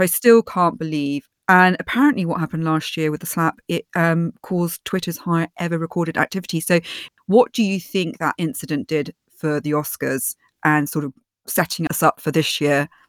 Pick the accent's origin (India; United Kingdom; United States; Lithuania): United Kingdom; I'm British